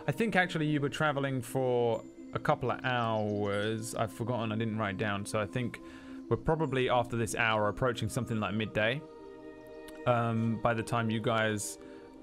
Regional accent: London, United Kingdom; first language English; I was brought up in London

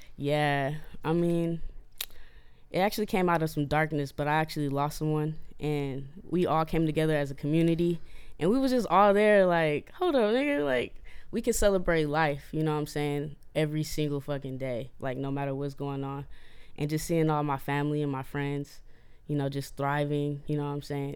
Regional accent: Oakland, California, United States; I'm from North Oakland, California

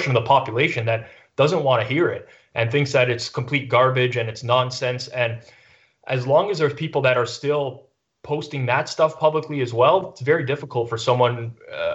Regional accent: Canada; I'm Canadian

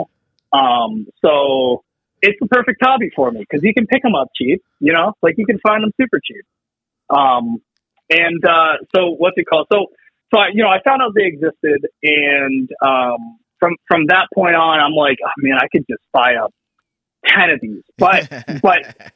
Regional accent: Pennsylvania, United States; moved away as an adult; now in New York, United States; originally, I'm from Pennsylvania, and I moved up to New York when I got married.

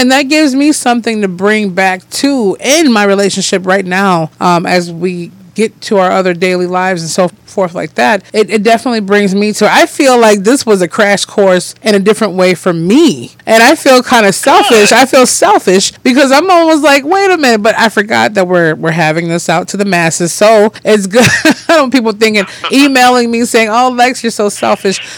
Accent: Detroit, Michigan, United States; also born or lived in Lansing, Michigan; I was born in Detroit. Yep, Detroit, Michigan.

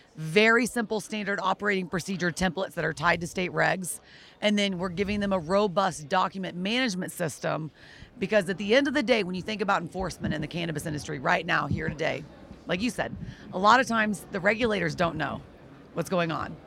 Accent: Texas, United States; I am personally from Texas

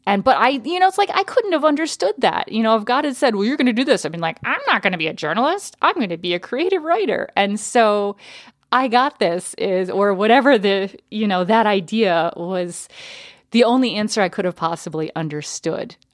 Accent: Connecticut, United States; also born or lived in Texas; now in Minnesota, United States; we moved to Connecticut, where I lived from the time I was four

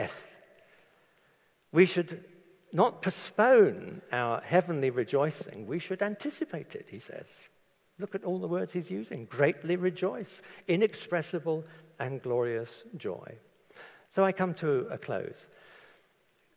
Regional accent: London, United Kingdom; I was brought up in London

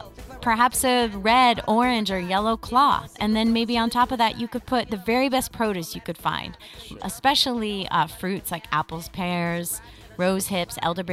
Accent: East Coast, United States; now in Los Angeles, United States; Like, I come from the East Coast, I moved to the West Coast.

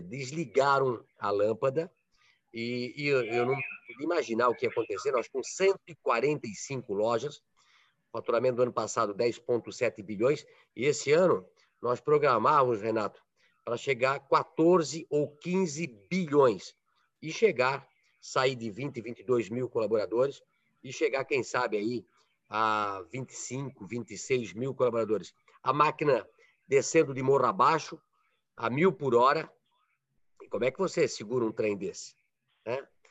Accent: Brazil; nós que somos brasileiros

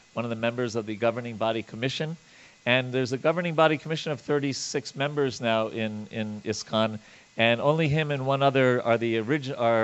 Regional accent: Long Island, New York, United States; I grew up on Long Island, New York

